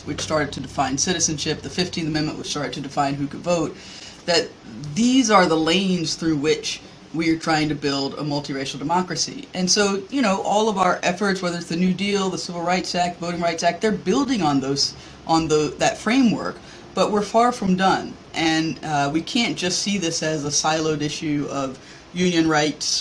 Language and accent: English; the American South, United States; as a Southerner